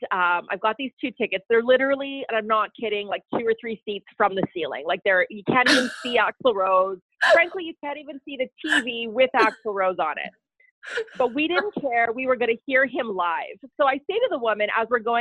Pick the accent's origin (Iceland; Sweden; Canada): Canada; Ottawa, Ontario; also born or lived in Sudbury, Ontario; I was about 6, and I grew up in Ottawa